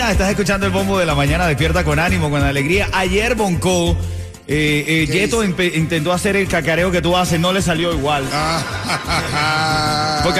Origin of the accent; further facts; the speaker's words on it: Cuba; now in Miami, United States; Yo como buen cubano sigo con el Medicaid